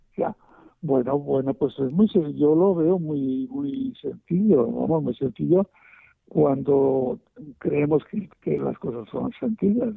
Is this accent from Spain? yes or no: yes; Spain; en mi país, en España